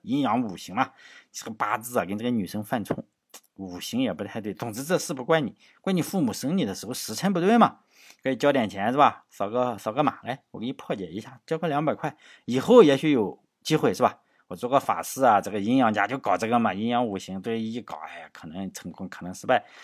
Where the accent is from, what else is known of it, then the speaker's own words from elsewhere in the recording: Shandong, China; 作为山东人